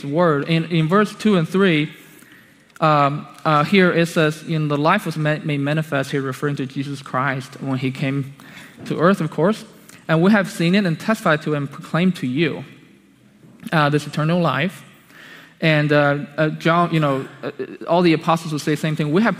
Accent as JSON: {"language": "English", "country": "China", "moved": "yes", "said": "I came from China"}